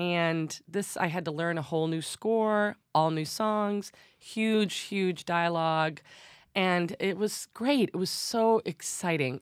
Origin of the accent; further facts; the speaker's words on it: Detroit, Michigan, United States; moved away as an adult; now in New York City, United States; I'm from Detroit